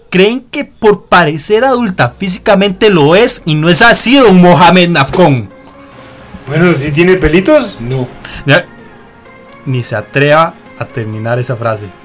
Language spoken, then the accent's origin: Spanish; Costa Rica; nosotros somos bien ticos, ¿verdad?